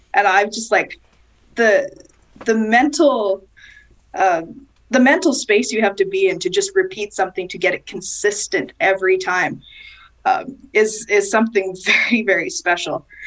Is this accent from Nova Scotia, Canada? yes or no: no; Winnipeg, Manitoba, Canada; I was born and raised in Winnipeg, so that's kind of that's my roots. That's where I'm from.